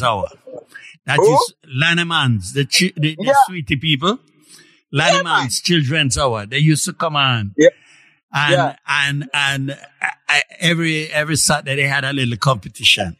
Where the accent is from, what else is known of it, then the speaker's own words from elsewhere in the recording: Jamaica; also born or lived in May Pen, Jamaica; now in Canada; growing up in Jamaica